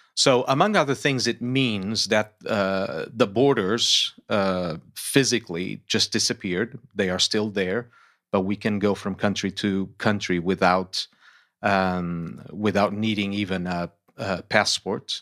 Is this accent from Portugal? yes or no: yes; Lisbon, Portugal; moved away as an adult; also born or lived in United States; Born and raised in Lisbon, Portugal